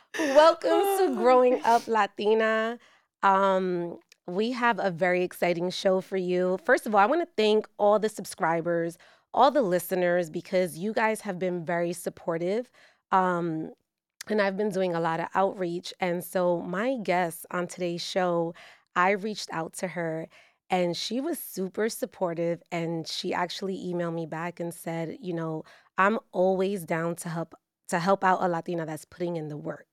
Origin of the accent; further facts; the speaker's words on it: New York, United States; I grew up watching you in El Barrio.